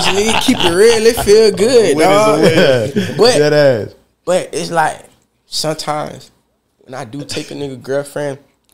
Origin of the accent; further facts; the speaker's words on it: Fort Pierce, Florida, United States; also born or lived in Palm Beach, Florida; I ain't really stayed there since like fifth grade. I've been in Fort Pierce